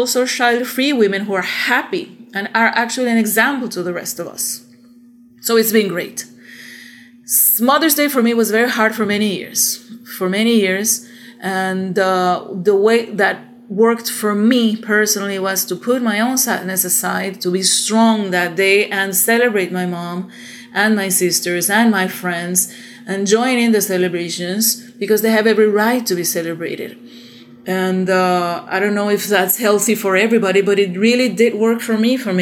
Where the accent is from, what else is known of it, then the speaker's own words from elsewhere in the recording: Panama; I am from Panama, Republic of Panama